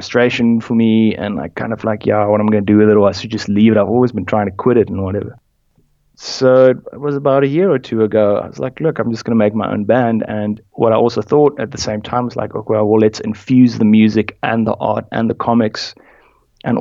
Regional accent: South Africa; also born or lived in United Kingdom; growing up in South Africa.

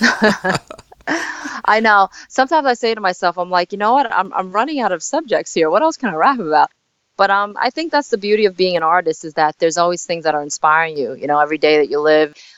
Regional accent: New York City, New York, United States; also born or lived in South Korea; I came to uh, Staten Island, New York, when I was four months old

